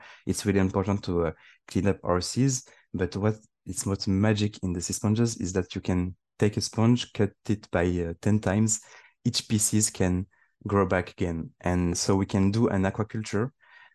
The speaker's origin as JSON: {"language": "English", "region": "Île-de-France", "country": "France", "tie": "born or raised there", "said": "I'm born and raised in France, but I have my origin is Tunisian"}